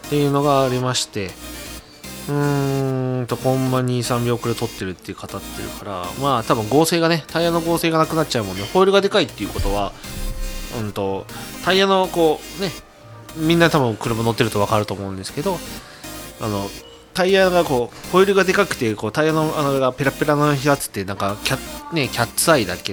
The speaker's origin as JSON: {"language": "Japanese", "town": "Tokai", "region": "Aichi", "country": "Japan", "said": "東海市民だからさ。"}